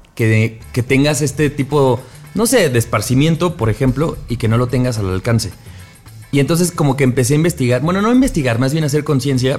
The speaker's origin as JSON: {"language": "Spanish", "region": "State of Mexico", "country": "Mexico", "said": "somos provincianos porque somos del Edomex"}